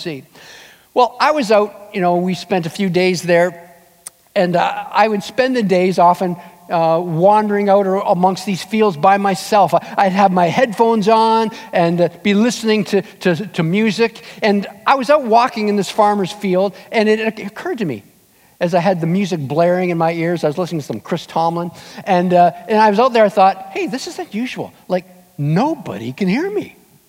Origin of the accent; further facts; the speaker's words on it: Southern Ontario, Canada; moved away; my wife and I headed back to Ontario, we're from Southern Ontario